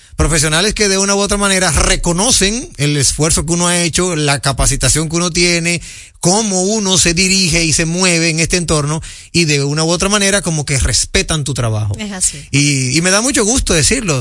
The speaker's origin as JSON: {"language": "Spanish", "country": "Dominican Republic", "said": "nosotros los dominicanos"}